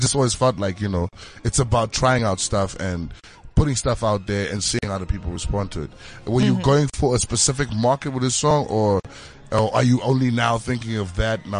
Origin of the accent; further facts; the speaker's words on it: Zimbabwe; Sometimes you won't even say you're a Zimbabwean.